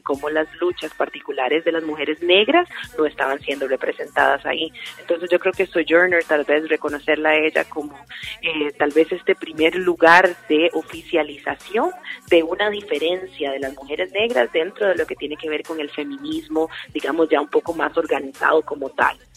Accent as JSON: {"language": "Spanish", "country": "Costa Rica"}